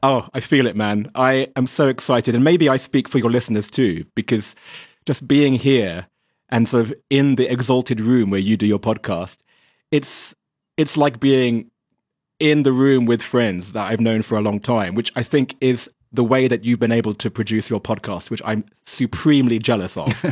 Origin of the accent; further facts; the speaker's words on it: England, United Kingdom; now in China; I'm English